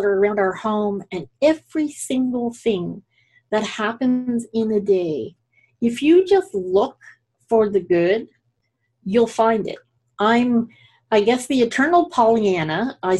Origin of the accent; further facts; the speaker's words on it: Scotland, United Kingdom; now in Canada; So I'm also Scottish, and we tend to name our homes. My family back in Scotland, a lot of them live in homes that don't really have addresses.